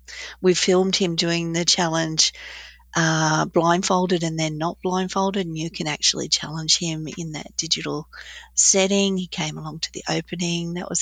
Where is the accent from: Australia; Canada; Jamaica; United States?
Australia; And I just felt that was a real time for us to mature a little bit as an Australian society too.